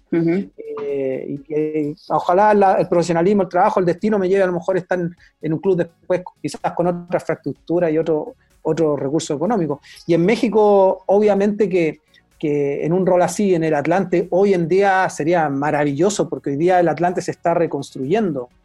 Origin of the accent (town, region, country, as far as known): Chile